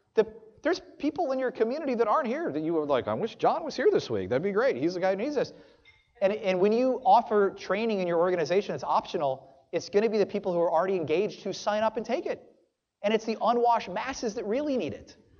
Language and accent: English; New Orleans, Louisiana, United States; now in Pensacola, United States; I'm from South Louisiana